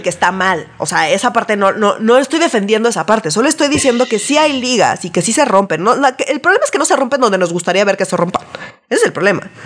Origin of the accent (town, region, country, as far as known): Mexico